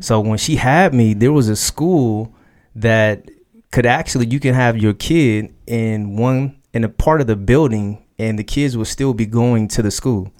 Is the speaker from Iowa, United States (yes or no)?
no; Dayton, Ohio, United States; now in Columbus, United States; I was born in Dayton, Ohio.